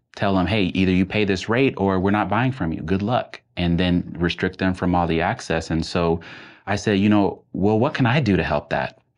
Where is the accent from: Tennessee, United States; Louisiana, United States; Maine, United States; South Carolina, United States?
Tennessee, United States; Nashville; I grew up in Nashville, Tennessee